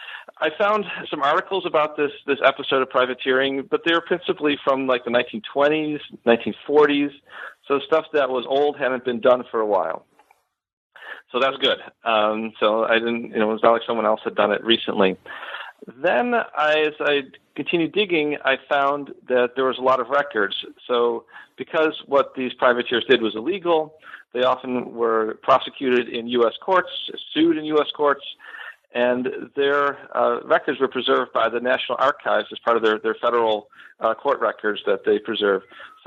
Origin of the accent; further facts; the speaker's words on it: Buffalo, New York, United States; moved away as an adult; now in Florida, United States; So I am originally from Western New York. I grew up in the Buffalo area, and I moved down to Florida in 2010 after finishing my PhD at the University of Buffalo.